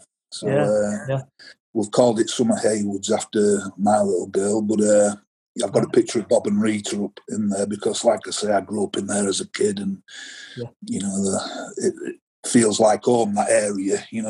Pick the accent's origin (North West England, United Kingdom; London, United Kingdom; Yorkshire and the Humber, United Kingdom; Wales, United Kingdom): Yorkshire and the Humber, United Kingdom; Halifax; born or raised there; also born or lived in Oldham